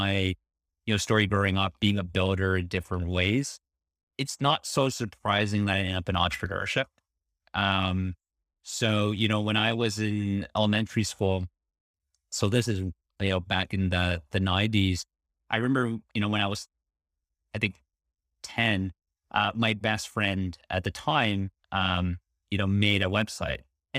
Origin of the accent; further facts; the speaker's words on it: Toronto, Ontario, Canada; So let's see, born and raised in Toronto.